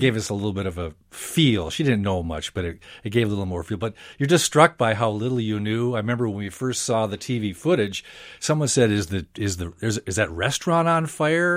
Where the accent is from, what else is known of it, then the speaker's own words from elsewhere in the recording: Princeton, Minnesota, United States; I grew up in Princeton, little town about an hour north of here